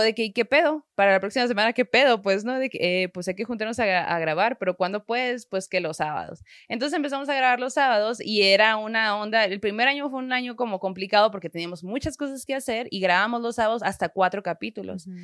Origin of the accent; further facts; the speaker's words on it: Sonora, Mexico; yo como buena norteña, sonorense y crecida en una familia muy, muy católica